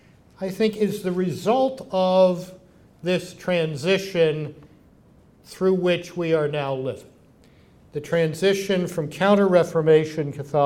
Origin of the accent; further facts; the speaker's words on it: Baltimore, Maryland, United States; When I was growing up in Baltimore